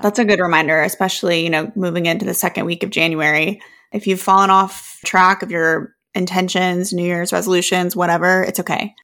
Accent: the South, United States; growing up in the South

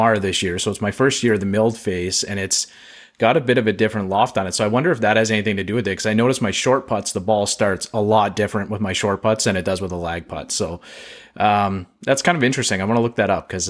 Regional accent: Canada; as a Canadian

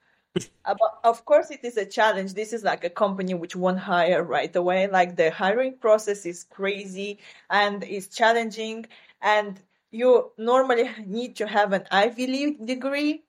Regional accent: southern Ukraine, Ukraine; first language Romanian; English is a second language; moved away as an adult; now in New York, United States; I come originally from Ukraine. That's this is where I was born and raised.

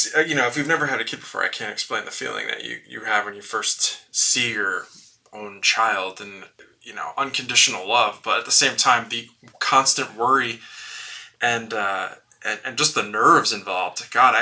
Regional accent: West Fork, Arkansas, United States; You've never heard of it, but it's my hometown. Yes, I do live on this 2,500-acre state park. No, not really. But in West Fork, Arkansas, which is in the northwest corner of Arkansas

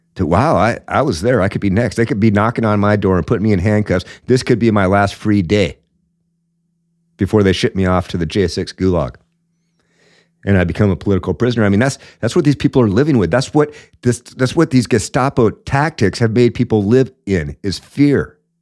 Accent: Washington, United States; my home state of Washington

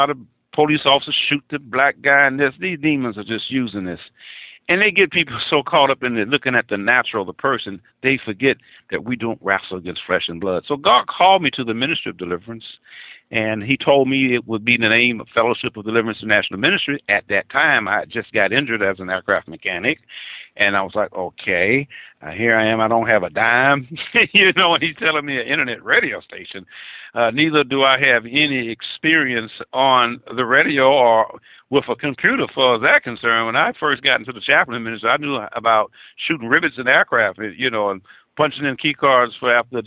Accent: Mobile, Alabama, United States; I'm originally from Mobile, Alabama

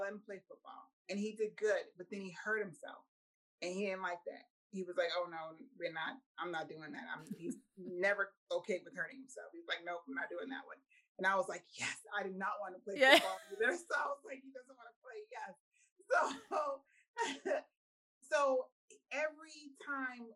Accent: Boston, Massachusetts, United States; moved away; we are originally from Boston, Massachusetts. Well, in Brockton. He was born in Brockton. I'm Boston, he's Brockton

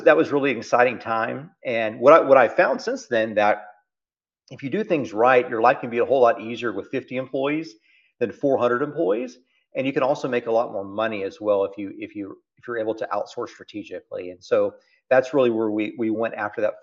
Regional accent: South Texas, United States; accent: Texas; also born or lived in Oklahoma City; We grew up down in South Texas, close to the Mexican border. We grew up at a two-bedroom house.

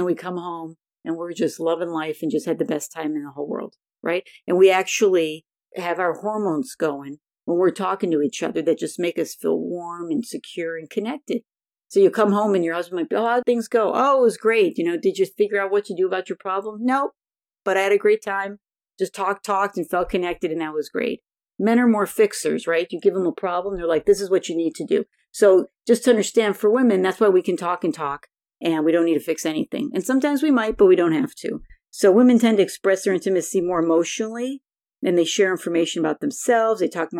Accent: Buffalo, New York, United States; now in California, United States; When I moved to California in 1982 from Buffalo, New York, I had a hard time making friends

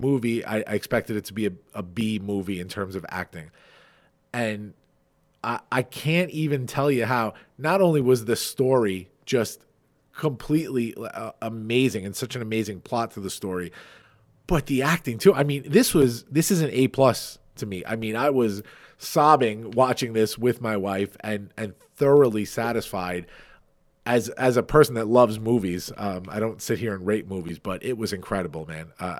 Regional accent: Farmingdale, United States; I host a TEDx here in my hometown of Farmingdale

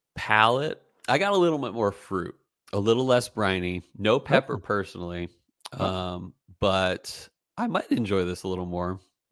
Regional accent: Pennsylvania, United States; I'm from Pennsylvania.

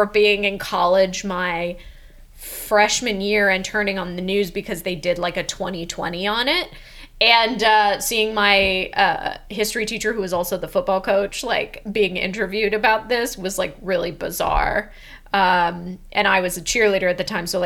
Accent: San Diego, California, United States; I'm from La Jolla, which is an affluent area of San Diego, I myself didn't grow up with a lot of money, but I went to school, a public school, with a lot of people who did

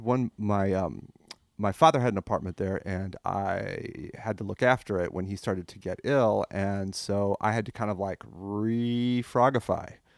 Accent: France; moved away; I grew up in France. I came here a long time ago.

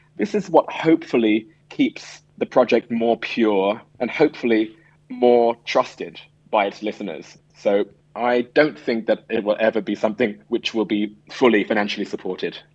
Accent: London, United Kingdom; moved away as an adult; also born or lived in Shanghai / Hong Kong / Singapore; I come from London

